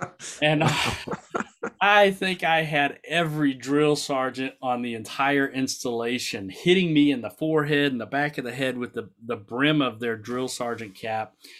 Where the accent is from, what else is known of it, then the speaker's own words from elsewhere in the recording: the South, United States; I grew up in the South